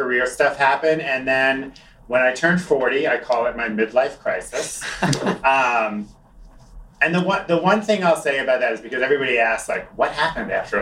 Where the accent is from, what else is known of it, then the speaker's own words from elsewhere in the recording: Long Island, New York, United States; moved away as an adult; I grew up on Long Island. I lived in this city for 19 years.